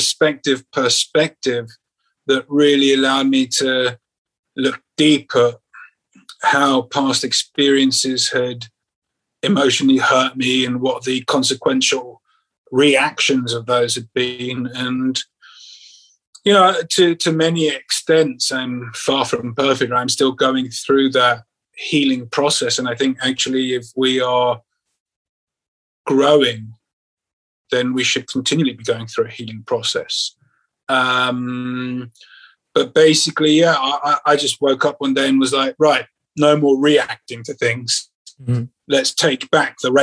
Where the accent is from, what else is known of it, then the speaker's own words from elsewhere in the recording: London, United Kingdom; moved away as an adult; also born or lived in Central America / Asia; now in Spain; I'm from London. I've got a huge network of friends and family here